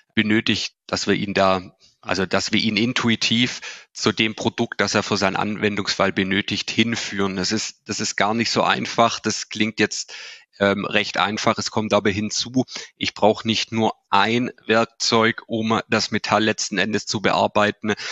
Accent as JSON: {"language": "German", "area": "Swabia", "region": "Baden-Württemberg", "country": "Germany", "accent": "Swabian", "said": "Man hört es vielleicht schon auch an, an meinem Dialekt an. Ich habe es auch schon angesprochen, wo wir sitzen. Wir sitzen hier in Ostfildern. Das ist vor, dem, vor den Toren von Stuttgart, also im tiefsten Schwabenland sind wir verankert."}